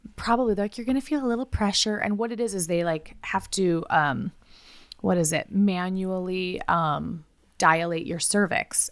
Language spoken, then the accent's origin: English; United States; I try not to be as American, even though I'm very American.